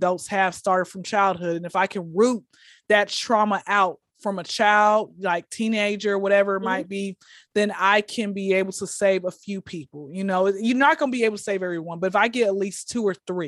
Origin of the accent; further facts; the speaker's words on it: Atlanta, Georgia, United States; Born and raised in Atlanta. I'm a recent graduate from Clark Atlanta.